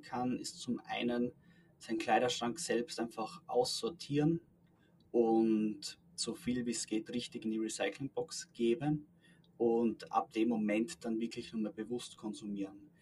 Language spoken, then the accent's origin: German; Styria, Austria; Also ich komme selbst aus der Steiermark